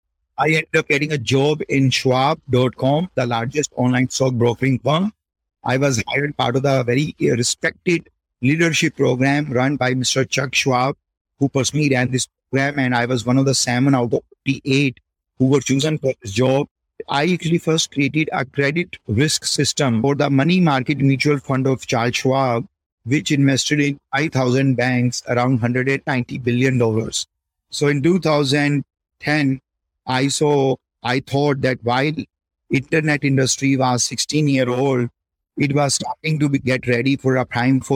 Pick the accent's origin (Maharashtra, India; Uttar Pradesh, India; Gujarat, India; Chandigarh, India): Chandigarh, India; Born and raised in Chandigarh, happy family